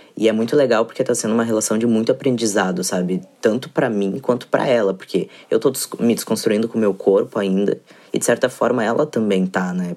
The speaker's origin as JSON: {"language": "Portuguese", "town": "Porto Alegre", "region": "Rio Grande do Sul", "country": "Brazil", "said": "eu sou de Porto Alegre"}